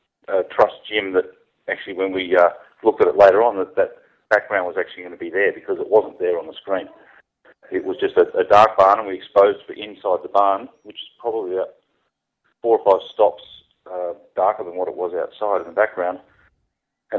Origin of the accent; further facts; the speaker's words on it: Gold Coast, Queensland, Australia; accent: Australian; I'm based in the Gold Coast in Australia